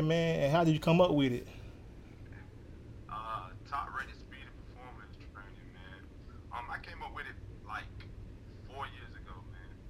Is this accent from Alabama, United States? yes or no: yes; Alabama, United States; Alabama, my home state.